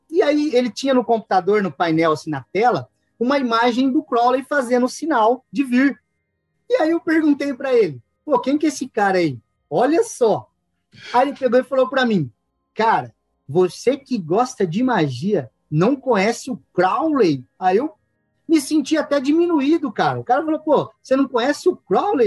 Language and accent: Portuguese; interior of São Paulo, Brazil; eu sou do interior de São Paulo, a 500 quilômetros da capital